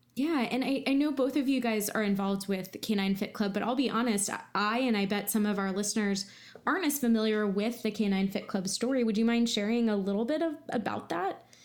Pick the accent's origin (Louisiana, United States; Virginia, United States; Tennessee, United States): Virginia, United States; I'm from Virginia